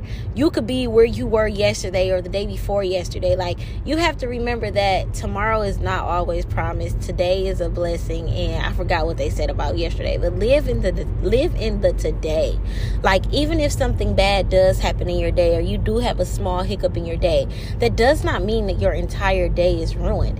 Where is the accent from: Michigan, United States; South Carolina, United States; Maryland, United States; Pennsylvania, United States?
Michigan, United States; Detroit; I'm from Detroit